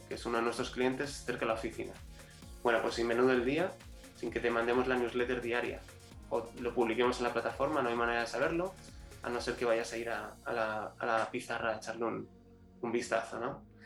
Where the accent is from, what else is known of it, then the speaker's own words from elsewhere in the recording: Spain; also born or lived in Chile; yo, eh, como todo español, eh, aquí, aquí no nos educan para emprender